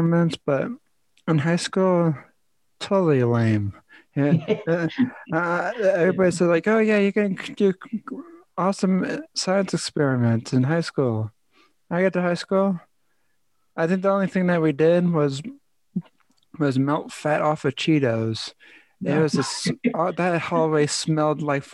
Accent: New Jersey, United States; when I was growing up in New Jersey

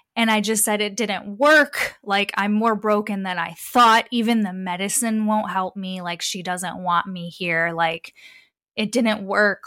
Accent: Detroit, Michigan, United States; I was born in Metro Detroit, so Southeast Michigan. I was born and raised there

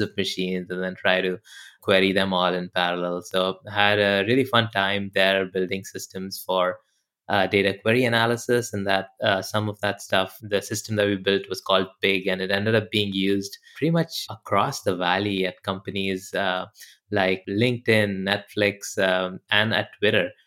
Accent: India; moved away; I grew up in India

